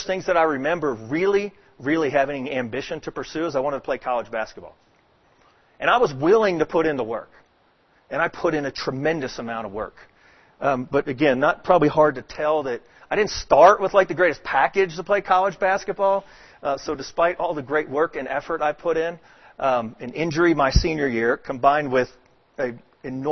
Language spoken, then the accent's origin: English; Dallas, Texas, United States; also born or lived in Atlanta, Georgia; now in Houston, United States; I grew up in Texas, in Dallas, Texas.